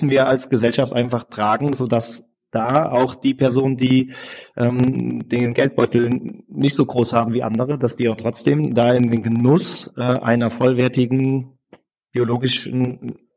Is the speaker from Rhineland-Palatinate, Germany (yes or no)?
yes; Mainz, Rhineland-Palatinate, Germany; Wir sind alle Mainzer und Mainzerinnen.